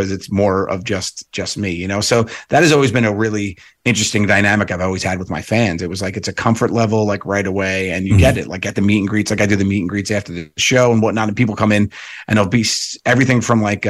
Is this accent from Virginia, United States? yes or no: no; New York, United States; I'm from New York